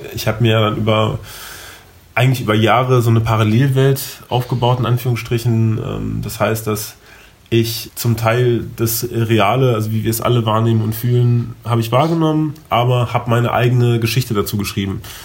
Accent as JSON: {"language": "German", "region": "Berlin", "country": "Germany", "tie": "born or raised there", "said": "ich bin gebürtiger Berliner, ähm, bin auf, hier aufgewachsen, äh, geboren und aufgewachsen."}